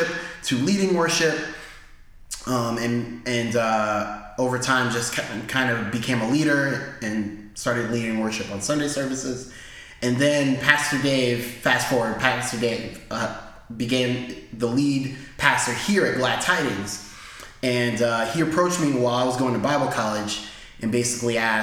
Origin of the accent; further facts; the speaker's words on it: Rhode Island, United States; also born or lived in Maryland; But I was born and raised in Rhode Island. I moved to Maryland for 8 years.